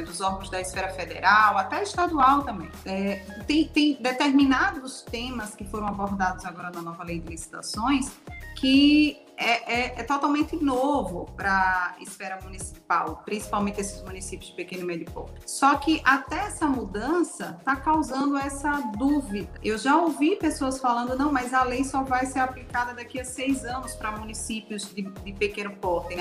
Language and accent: Portuguese; Alagoas, Brazil; eu sou aqui do estado de Alagoas